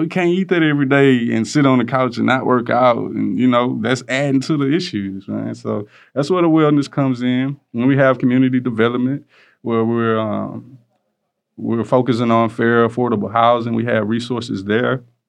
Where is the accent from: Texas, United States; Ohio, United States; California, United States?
Texas, United States; Houston; I'm from Greens Point, Texas